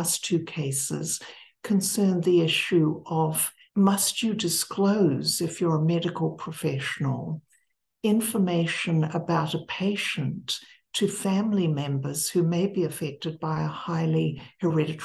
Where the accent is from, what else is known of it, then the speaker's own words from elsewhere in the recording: Wellington, New Zealand; moved away as an adult; also born or lived in Cambridge, England / Ithaca, New York; I taught for 1 year at the Victoria University of Wellington in New Zealand, which was my alma mater in my hometown